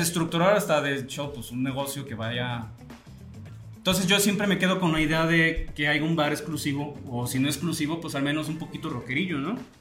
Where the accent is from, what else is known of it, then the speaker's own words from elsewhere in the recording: Atotonilco el Alto, Jalisco, Mexico; mi pueblo, es un pueblo que tiene muchas características